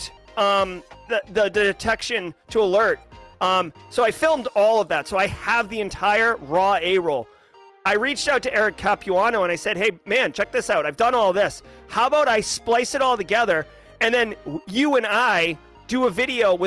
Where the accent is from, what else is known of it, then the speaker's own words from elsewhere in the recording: New England, United States; moved away; I come from New England, and it's very common to have, especially like Massachusetts, there's a strong Irish presence. So public houses, they don't have those where I live now